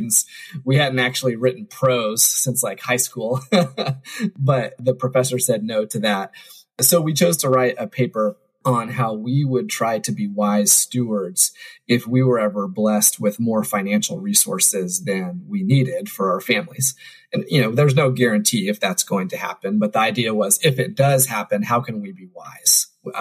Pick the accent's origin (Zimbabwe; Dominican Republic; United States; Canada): United States; Indiana; I grew up in Indiana